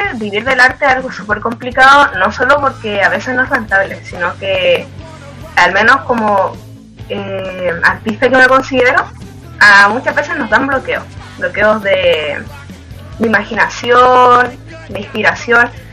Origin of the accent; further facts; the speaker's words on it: Antofagasta, Chile; soy de Antofagasta